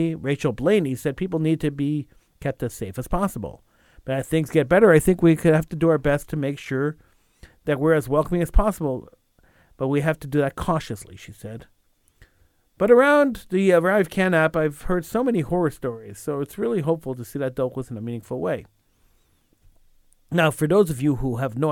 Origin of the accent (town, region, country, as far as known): Canada